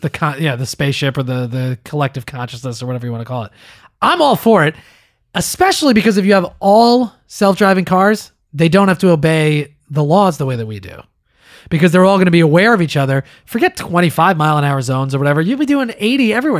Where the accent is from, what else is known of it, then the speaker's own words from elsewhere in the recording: East Coast of the United States, United States; I was born on the East Coast in the United States